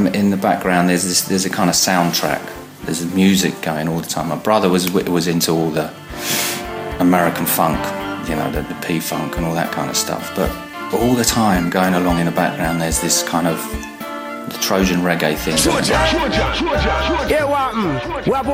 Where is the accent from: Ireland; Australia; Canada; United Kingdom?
United Kingdom; Essex, East of England; I'm from Essex in England